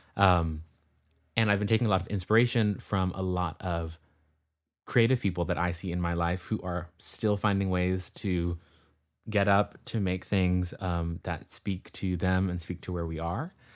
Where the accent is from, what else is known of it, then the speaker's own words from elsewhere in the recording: California, United States; am from California, um, and currently am in California, um, in the northern part in the Bay Area